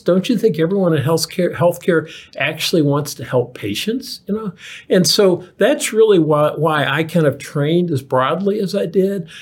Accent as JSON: {"language": "English", "town": "Lexington", "region": "Kentucky", "country": "United States", "tie": "born or raised there", "also_born_or_lived": "North Carolina", "moved": "yes", "said": "I grew up in Lexington, Kentucky"}